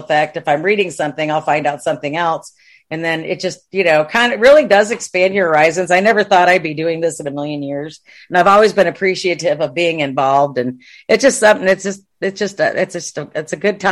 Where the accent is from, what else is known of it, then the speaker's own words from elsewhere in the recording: Watertown, New York, United States; moved away as an adult; now in Texas, United States; I grew up in Watertown, New York